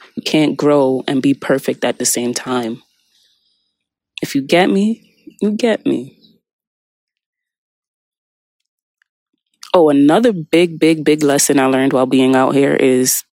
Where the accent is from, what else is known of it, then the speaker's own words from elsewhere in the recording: United States; the American culture I was brought up on